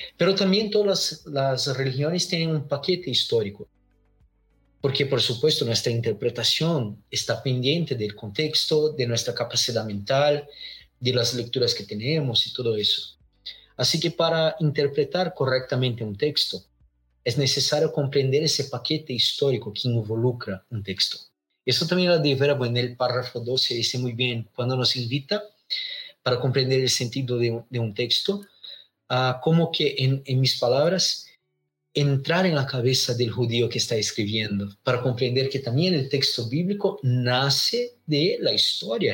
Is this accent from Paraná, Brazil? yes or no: yes; Londrina, Paraná, Brazil; Spanish is a second language; Soy acá de Brasil, del sur de Brasil, una pequeña ciudad llamada Londrina.